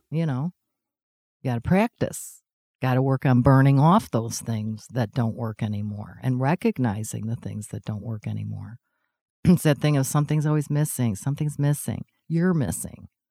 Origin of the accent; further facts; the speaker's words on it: Chicago, Illinois, United States; I was the girl from Chicago